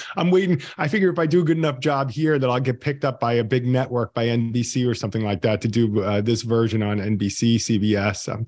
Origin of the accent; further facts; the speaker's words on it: Long Island, New York, United States; accent: Long Island; moved away; also born or lived in Virginia; I thought I was going to soften my Long Island accent